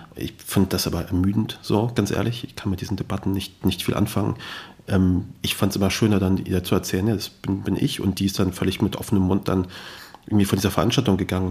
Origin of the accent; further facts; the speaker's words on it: Kassel, Hesse, Germany; also born or lived in Kabul, Afghanistan; ich komme ja aus Kassel